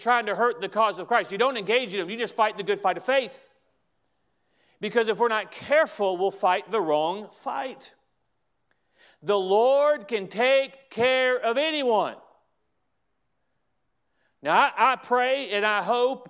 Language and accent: English; United States; as an American